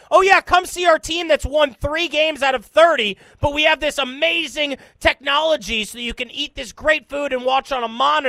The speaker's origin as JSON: {"language": "English", "region": "Virginia", "country": "United States", "tie": "born or raised there", "said": "I grew up in Virginia, spent so many hours in Northern Virginia"}